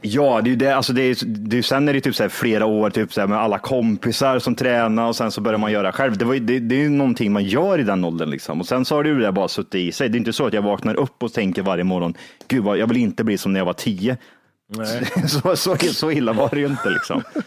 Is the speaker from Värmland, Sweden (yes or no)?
yes; Kristinehamn, Värmland, Sweden; moved away; när jag var hemma i Kristinehamn